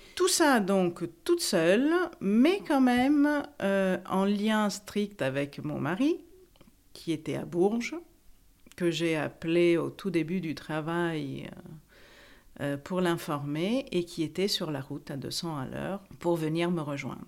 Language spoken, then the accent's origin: French; Italy; also born or lived in Paris; now in France; j'ai 51 ans, je suis italienne